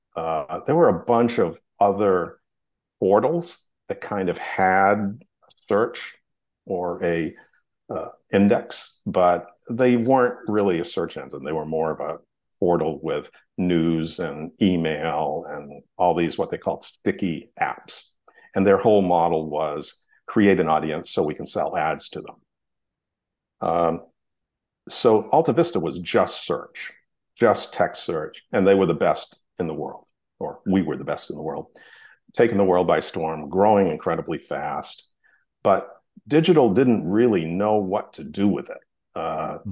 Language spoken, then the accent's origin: English; Hollis, Maine, United States; I grew up in Hollis, Maine, which is a tiny little town in Maine